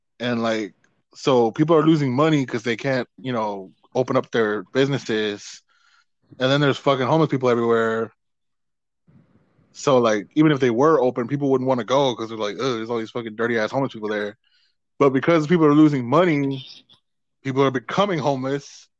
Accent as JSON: {"language": "English", "region": "Texas", "country": "United States"}